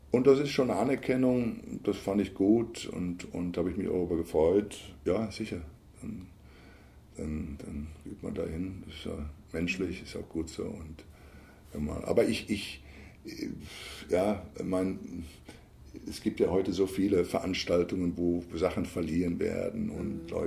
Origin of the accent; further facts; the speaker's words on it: Bavaria, Germany; ich komme ja aus Bayern.